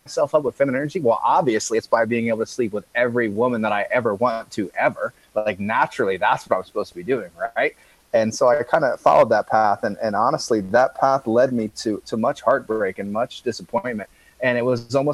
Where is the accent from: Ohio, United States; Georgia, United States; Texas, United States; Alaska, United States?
Ohio, United States; Columbus; moved away as an adult; also born or lived in Grass Valley, California; I'm initially from Columbus, Ohio